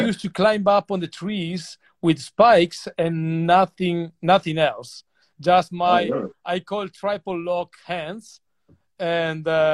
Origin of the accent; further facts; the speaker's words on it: Grado, Friuli-Venezia Giulia, Italy; English is a second language; I was born in Grado, which is a small island